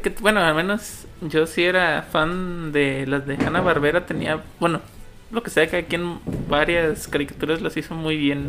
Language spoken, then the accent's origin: Spanish; Mexico; uno como mexicano